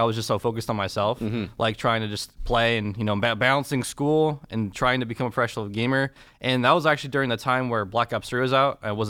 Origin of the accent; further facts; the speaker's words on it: Ann Arbor, Michigan, United States; Born and raised in Ann Arbor.